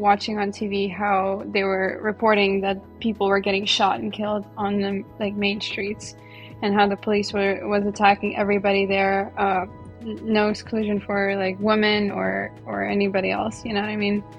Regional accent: Ukraine; also born or lived in New York; now in United States; I'm from Ukraine

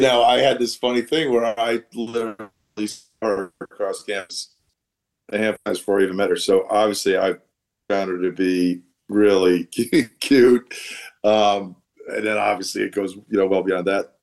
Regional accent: Allentown, Pennsylvania, United States; moved away as an adult; also born or lived in Boston; now in New York, United States; I was born in Allentown, Pennsylvania

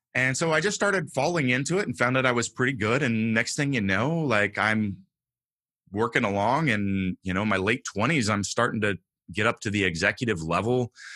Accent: Northern California, United States; I grew up homeless in Northern California, in the mountains, in the wilderness

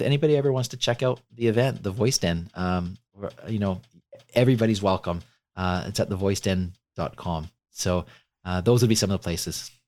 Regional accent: Canada; I'm Canadian

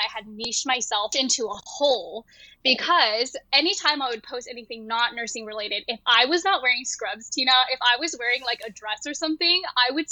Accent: Bay Area, California, United States; also born or lived in Japan / Taiwan; I was actually born in Japan. My family is from Taiwan, and we moved to America when I was 3 years old. And so I grew up in California, in the Bay Area

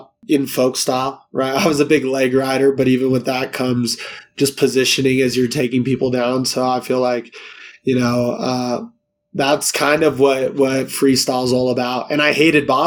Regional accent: São Paulo, Brazil; now in United States; I'll be flying back to São Paulo in my home state

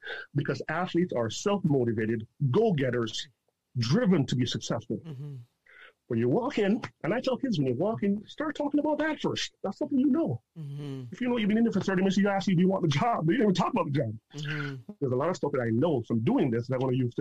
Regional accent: Toronto, Ontario, Canada; also born or lived in Jamaica; I'm from Toronto, from Jane and Wilson, child farm kid

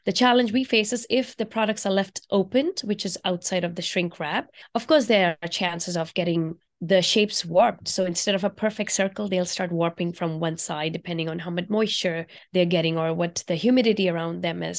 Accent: India; moved away as an adult; now in United States; I grew up in India, and I used to eat on banana leaves in India while growing up

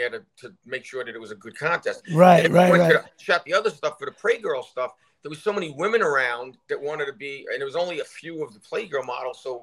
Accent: New York City, New York, United States; I'm from the Bronx

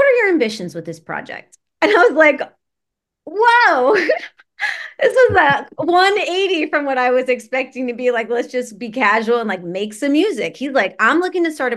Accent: New Jersey, United States; moved away as an adult; also born or lived in New York City / St. Louis; born and raised in New Jersey. Then I lived in New York City for a while, as you've got to do when you're a young Jersey girl

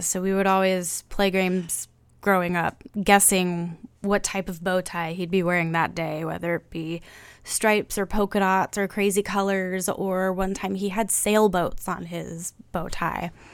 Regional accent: Santa Cruz, California, United States; moved away as an adult; also born or lived in Long Beach, California / Virginia; now in Seattle, United States; I'm from Santa Cruz, California

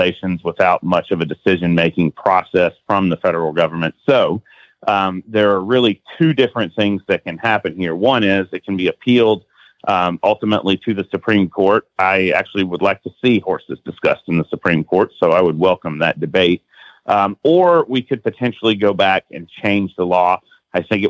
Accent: Alabama, United States; moved away as an adult; now in Washington, D.C., United States; my home state of Alabama

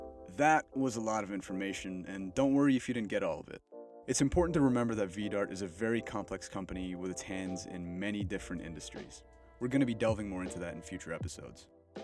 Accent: North India, India; also born or lived in Delhi / Bangalore / Mumbai; now in United States; So I grew up in North India, moved down to Delhi, moved to Bangalore, then Mumbai, then came to the States.

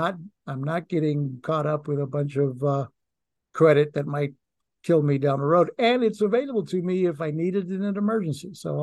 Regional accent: Puerto Rico; now in United States; I mean, when I came to this country from Puerto Rico, I wanted to be, I wanted the white Anglo Republican lifestyle.

